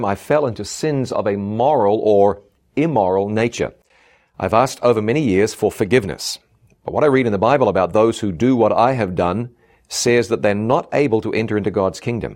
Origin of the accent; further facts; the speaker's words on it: Ngaruawahia, Waikato, New Zealand; moved away as an adult; my hometown of Ngaruawahia, New Zealand. It's been a long time since I lived here, but this is where I grew up